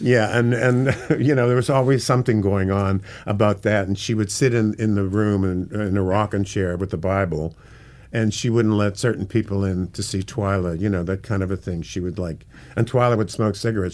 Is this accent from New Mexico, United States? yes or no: no; Pittsburgh, Pennsylvania, United States; also born or lived in London / Hollywood; now in New York City, United States; I'm from Pittsburgh